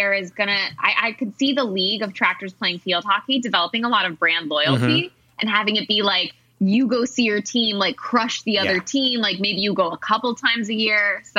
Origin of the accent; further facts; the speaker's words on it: New England, United States; I'm from New England. I'm from the lacrosse water polo-y part of the country